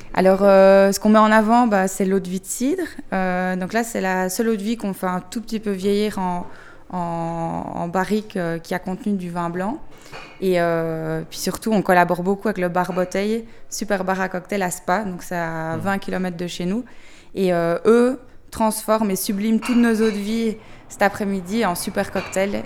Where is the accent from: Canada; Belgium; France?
Belgium; on vient de Belgique